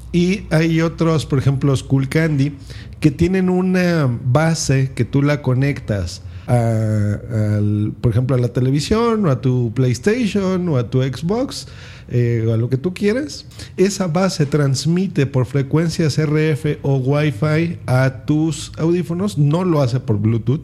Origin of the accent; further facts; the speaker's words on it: Mexico; aquí en mi país, en México